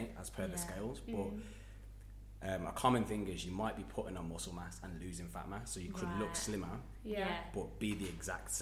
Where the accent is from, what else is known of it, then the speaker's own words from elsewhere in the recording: Wolverhampton, West Midlands, United Kingdom; now in Dubai, United Arab Emirates; I'm from Wolverhampton.